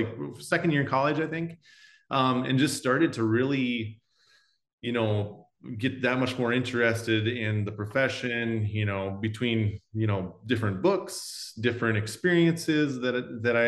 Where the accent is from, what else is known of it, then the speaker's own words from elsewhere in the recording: South Dakota, United States; growing up in South Dakota